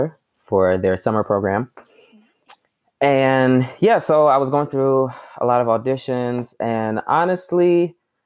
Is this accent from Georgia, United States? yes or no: yes; Atlanta, Georgia, United States; also born or lived in South Carolina; I was born and raised in South Carolina. And then I moved around the age of 6 or 7. Mm-hmm. And then we moved to Atlanta, Georgia